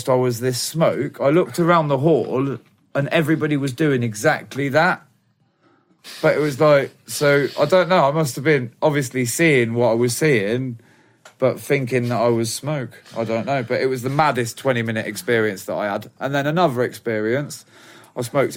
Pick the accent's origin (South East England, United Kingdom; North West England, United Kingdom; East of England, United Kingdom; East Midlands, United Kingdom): South East England, United Kingdom; Banbury; moved away as an adult; we were selling stuff in my hometown, Banbury, Oxford